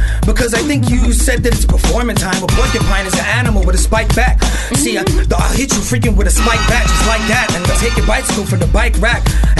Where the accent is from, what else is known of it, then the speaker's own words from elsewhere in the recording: New York City, New York, United States; also born or lived in Bayamón, Puerto Rico (ancestry); I'm from Brooklyn, but my family's from Bayamón.